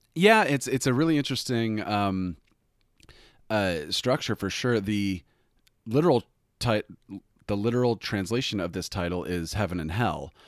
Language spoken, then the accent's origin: English; United States; we as Americans